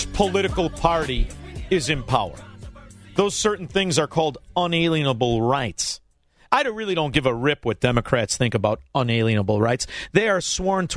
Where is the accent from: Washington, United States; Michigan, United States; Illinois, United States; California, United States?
Illinois, United States; Chicago; as a Chicagoan.